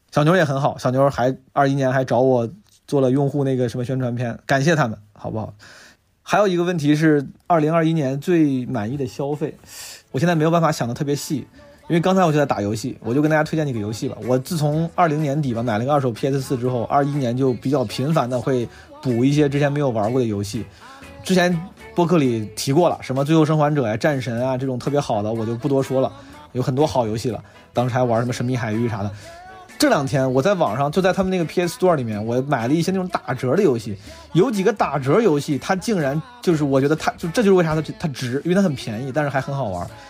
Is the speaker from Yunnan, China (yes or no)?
no; Zhengzhou, Henan, China; now in Beijing, China; 作为一个土生土长的河南郑州人